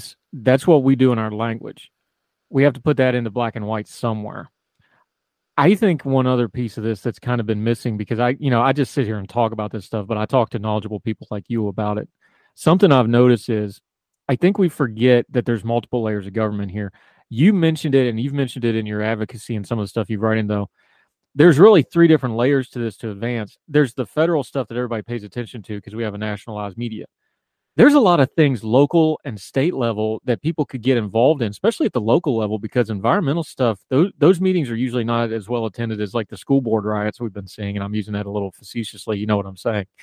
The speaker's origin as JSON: {"language": "English", "region": "West Virginia", "country": "United States", "tie": "born or raised there", "moved": "yes", "said": "the way I was raised rural in West Virginia"}